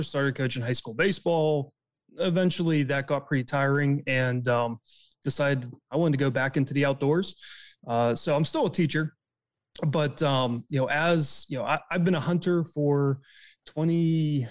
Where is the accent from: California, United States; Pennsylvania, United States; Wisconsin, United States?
Pennsylvania, United States; just outside of Pittsburgh, Western; I'm from Western Pennsylvania, just outside of Pittsburgh. I grew up as an outdoors kid.